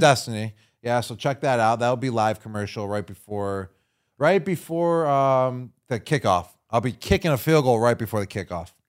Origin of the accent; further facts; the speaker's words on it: Buffalo, New York, United States; my hometown team, the Buffalo Bills